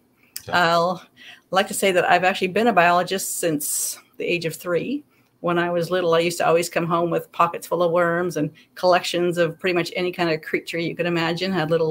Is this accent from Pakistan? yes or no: no; Canada; also born or lived in British Columbia / Alberta / Nebraska; and I'm Canadian, but I have lived in Nebraska. So basically when I was a kid, I lived... Born in a small town in BC, moved into a province into Alberta, down t